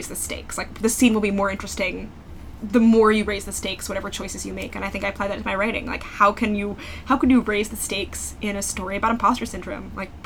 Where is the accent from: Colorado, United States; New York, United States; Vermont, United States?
New York, United States; also born or lived in New England; I grew up in New York